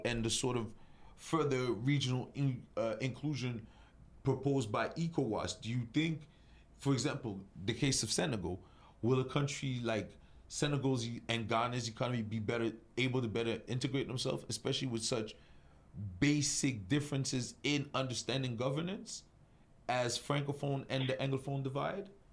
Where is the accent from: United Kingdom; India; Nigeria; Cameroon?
Cameroon; I'm from Cameroon